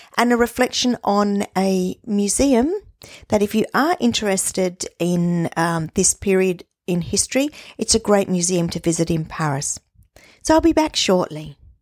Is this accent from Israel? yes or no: no; Australia; we are Australian, we're not English, or we're not German